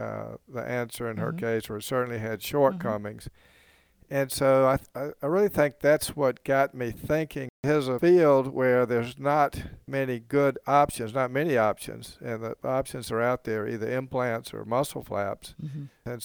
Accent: South Carolina, United States; moved away as an adult; also born or lived in New Orleans; I'm from South Carolina, even though I was practicing in New Orleans

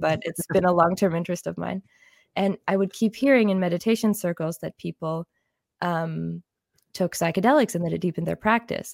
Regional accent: Illinois, United States; moved away as an adult; also born or lived in Germany; now in Switzerland; I'm actually from the United States. I grew up in Illinois

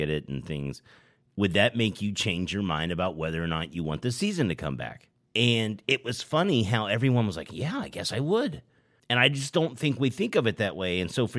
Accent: Midwest, United States; growing up in the Midwest

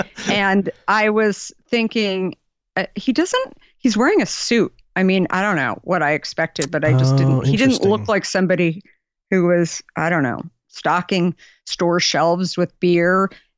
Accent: Arizona, United States; You know, I grew up in Arizona. My family, I was the last of five kids, super middle class.

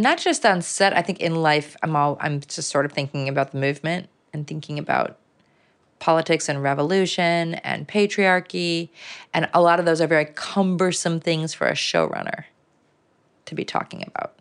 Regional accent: Chicago, Illinois, United States; I was born in, um, a neighborhood called Lake Meadows, um, which was also right there by Mercy Hospital, by Michael Reese Hospital. My dad worked there. Um, and so, yeah, we lived in these apartment buildings in that neighborhood

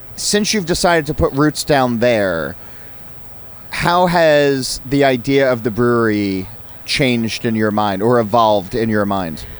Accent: New Jersey, United States; living and, and growing up in New Jersey

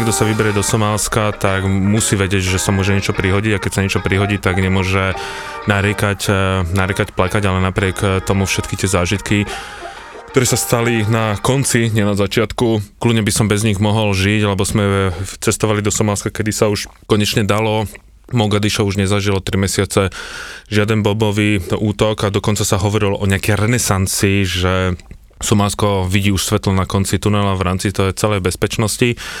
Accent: Slovakia; odkiaľ som ja, že zo Slovenska

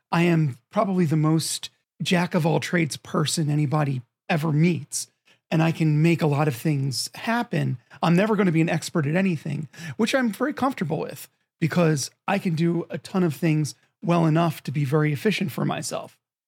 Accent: Philadelphia, Pennsylvania, United States; I'm from Philadelphia and I carry that.

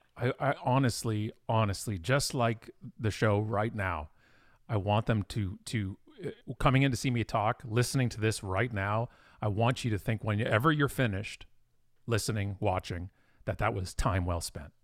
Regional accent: Burlington, Ontario, Canada; also born or lived in Ottawa, Ontario; now in Oakville, Canada; I was born in Burlington, Ontario, which is a suburb of Toronto, lived in Ottawa for a while, and most of my life has been right where I am right now, which is Oakville, Ontario

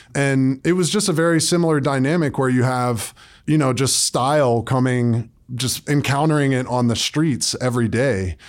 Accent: Atlanta, Georgia, United States; moved away as an adult; now in New York City, United States; I grew up in Atlanta, Georgia, and then moved to New York City when I was eighteen

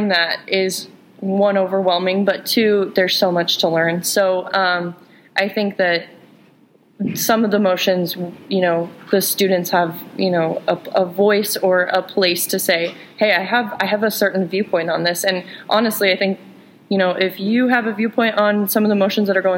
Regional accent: Kansas, United States; I come from Kansas, where some family friends drive 100 miles to go see a physical therapist.

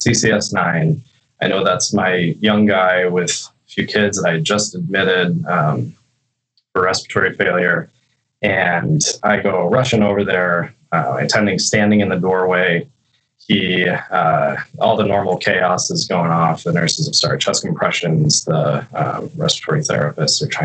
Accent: Wisconsin, United States; moved away as an adult; also born or lived in Iowa / Chicago, Illinois / Portland, Oregon; I grew up back in Wisconsin, and then I went down to Iowa

